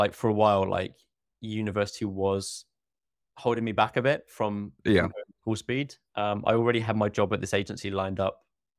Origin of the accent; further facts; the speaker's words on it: Oxford, South East England, United Kingdom; born there; And I was born in Oxford. I lived just down the road. My university was 45 minutes away.